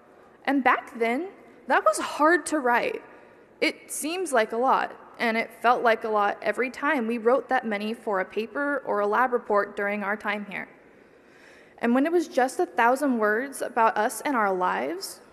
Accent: small town about 2 hours from Davis, California, United States; moved away as an adult; now in Davis, United States; my hometown population of 300

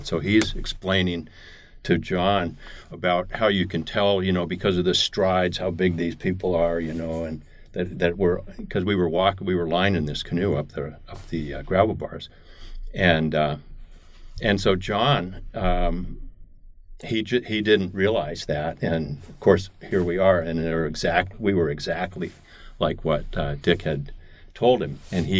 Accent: Santa Fe, New Mexico, United States; moved away as an adult; now in Fairbanks, United States; I grew up in Santa Fe, New Mexico, southwest United States, and loved it down there. And Santa Fe is up at around 7,000 feet elevation

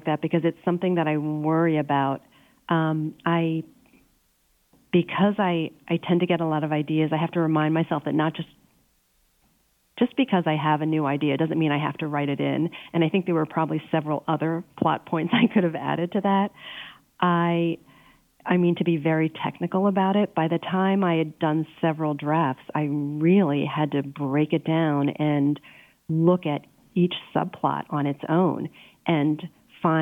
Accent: Pennsylvania, United States; moved away; I grew up in Pennsylvania.

